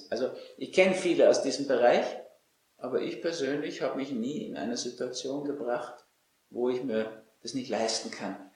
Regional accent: Austria; Also als Österreicher, ehrlich gesagt.

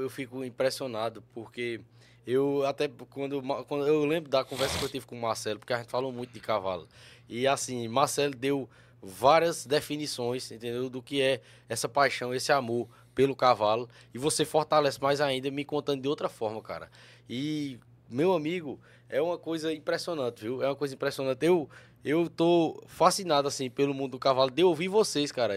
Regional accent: interior of Paraíba, Brazil; eu sou do interior da Paraíba

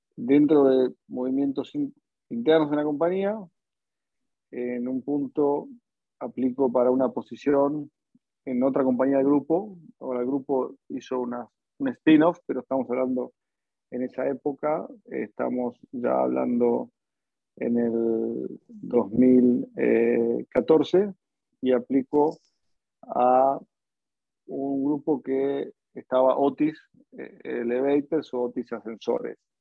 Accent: Argentina; moved away as an adult; also born or lived in United States; now in Singapore; yo en el año 2007 eh, salí de Argentina para hacer un máster en Estados Unidos

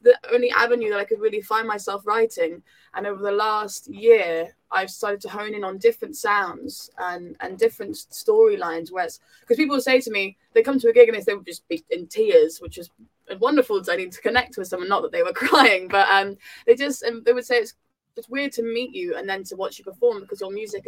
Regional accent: South Devon, South West England, United Kingdom; I was from South Devon

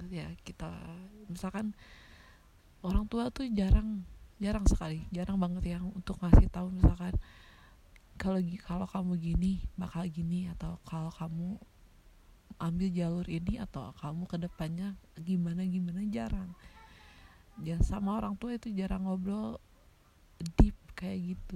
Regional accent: Tasikmalaya, West Java, Indonesia; btw gue kan dari Tasik ya Tasik itu termasuk kota-kota kecil ya banyak sekali sekarang tempat ngopi di Tasik ya

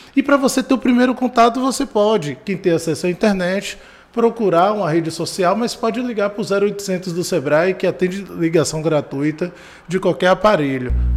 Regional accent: Salvador, Bahia, Brazil; eu nasci aqui em Salvador, no Perovais, com três meses fui para o Vale dos Lagos, ali na Avenida São Rafael, Pau da Lima, São Marcos, e, e lá comecei a estudar, né? enfim, me cresci, criei lá

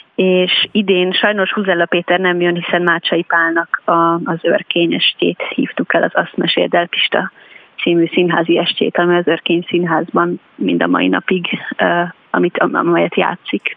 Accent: Telki, Pest, Hungary; Telkibe, ami egyébként nekem a, a, a szülőfalum, vagy most már városom

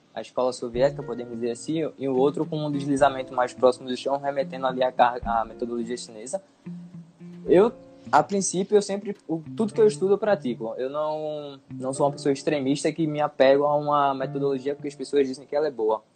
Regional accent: Brazil; also born or lived in Recife, Pernambuco; aqui para o nosso país

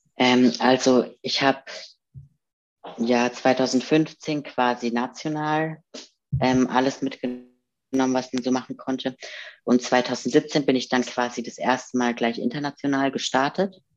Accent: Karlsruhe, Baden-Württemberg, Germany; moved away; ich komme ja aus Karlsruhe ursprünglich

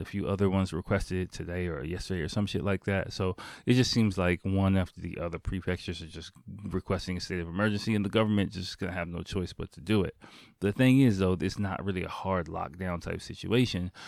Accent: Washington, District of Columbia, United States; moved away as an adult; now in Japan; my hometown is Washington D.C.

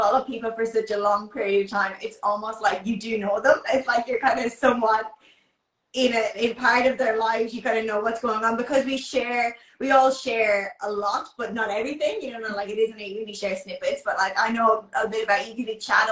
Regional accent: Ireland; moved away as an adult; now in Brisbane, Australia; I'm originally from Ireland. I've been living in Australia since like 2012.

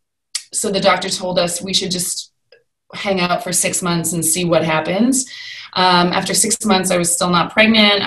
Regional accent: Canada; moved away as an adult; now in United Kingdom; So I am originally from Canada. I moved to the UK about 14 years

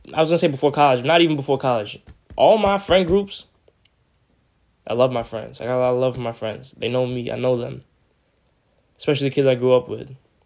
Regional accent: India; Such a weird way to say it. I'm Indian too. I could get it right.

